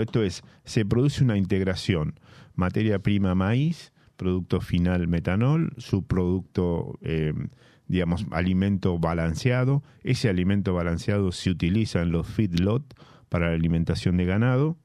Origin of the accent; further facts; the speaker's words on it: La Plata, Buenos Aires Province, Argentina; yo siendo platense y habiendo nacido en La Plata